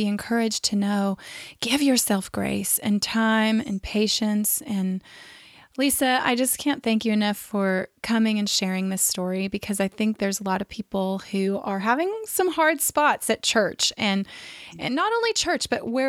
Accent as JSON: {"language": "English", "region": "Central Valley of California", "country": "United States", "tie": "born or raised there", "said": "I grew up in the Central Valley of California"}